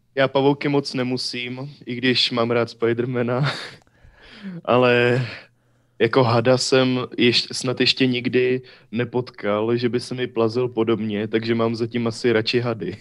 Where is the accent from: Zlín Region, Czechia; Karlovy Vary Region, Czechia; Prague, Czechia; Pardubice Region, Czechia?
Pardubice Region, Czechia; Ústí nad Orlicí; born or raised there; also born or lived in Hradec Králové